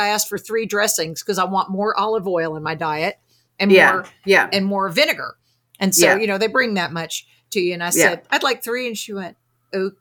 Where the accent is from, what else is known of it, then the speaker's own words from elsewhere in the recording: Arkansas, United States; accent: Arkansas; my Arkansas accent